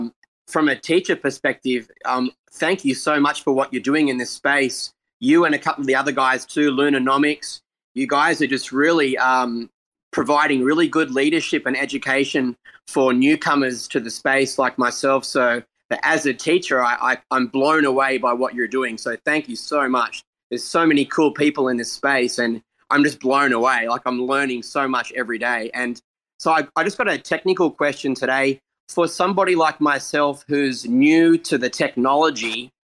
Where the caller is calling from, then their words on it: Australia; I'm calling from Australia.